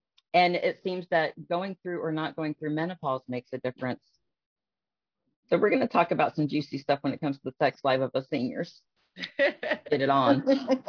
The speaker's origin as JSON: {"language": "English", "town": "Columbus", "region": "Ohio", "country": "United States", "said": "I am 41. I am from Columbus, Ohio."}